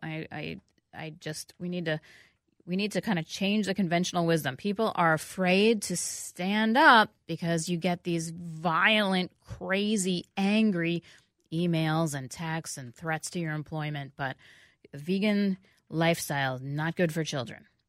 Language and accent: English; New York City, New York, United States; now in Minneapolis-St. Paul, United States; I grew up on it in New York